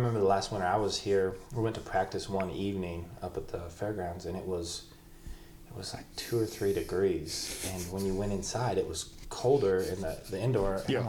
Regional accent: Idaho, United States; I mean, growing up in Idaho, it's tough because you don't really get to measure yourself against other guys.

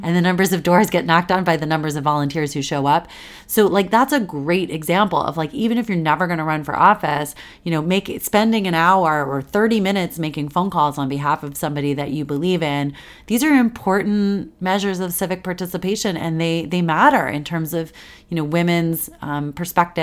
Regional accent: Washington, District of Columbia, United States; moved away as an adult; also born or lived in New York; I grew up here in Washington, D C

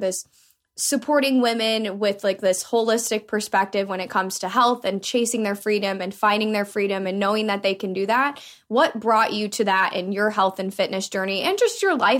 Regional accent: Iowa, United States; I'm from the Midwest and I'm from Iowa

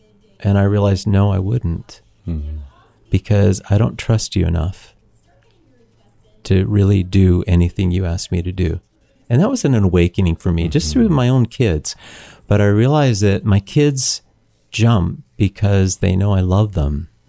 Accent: Ontario, Canada; we know we grew up in Niagara. It just hangs on the vine.

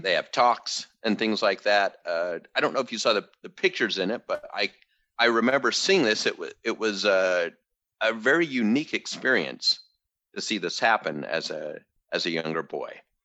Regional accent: United States; I'm American

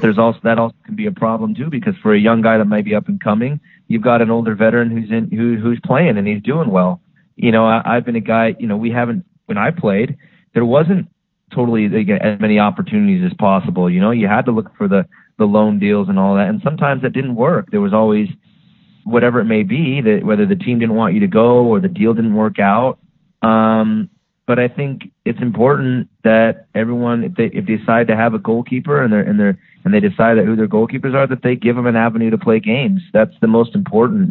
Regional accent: Phoenix, Arizona, United States; in my hometown, you know, Phoenix

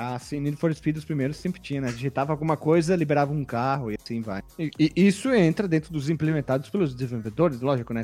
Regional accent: interior of Paraná, Brazil; nós somos do interior do Paraná

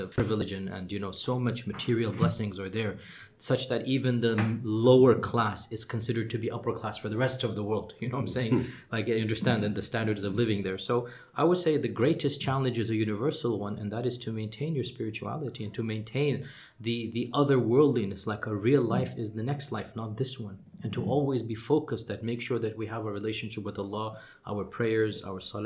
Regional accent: Houston, Texas, United States; first language English; also born or lived in Medina; I was born in Houston, Texas

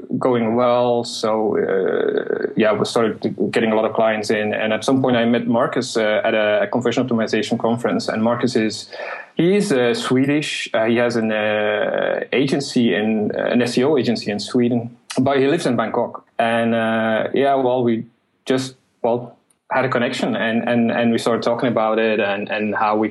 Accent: Belgium; moved away as an adult; now in Malta; I'm from Belgium originally

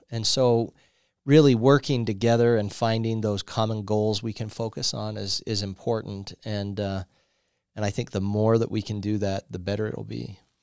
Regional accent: Riverton, Wyoming, United States; also born or lived in Lander, Wyoming / Laramie, Wyoming; I was a kid, uh, moved, uh, to Riverton. And so I grew up in Riverton, uh, until I went off to U W and studied there

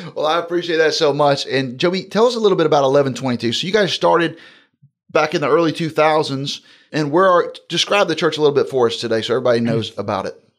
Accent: Jacksonville, Florida, United States; moved away; Jacksonville's my hometown

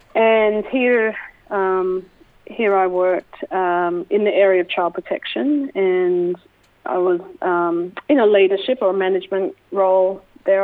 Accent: Melbourne, Victoria, Australia; also born or lived in United States; I was raised in the Melbourne Koori community

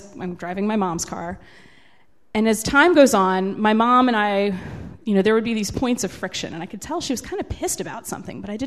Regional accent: Carrollton, Virginia, United States; I grew up out in Carrollton, which is about 20 miles from here.

